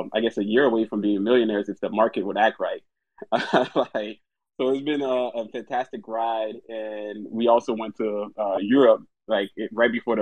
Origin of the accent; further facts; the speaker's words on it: Florida, United States; moved away; I'm from Florida originally